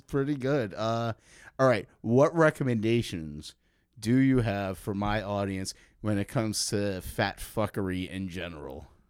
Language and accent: English; New York, United States; now in Chicago, United States; I grew up in New York